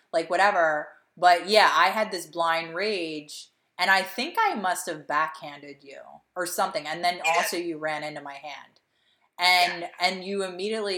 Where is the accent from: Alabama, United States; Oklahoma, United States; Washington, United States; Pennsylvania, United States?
Pennsylvania, United States; Delaware County, Philadelphia; moved away; when you're from Delco and you travel, like, you just say you're from Philadelphia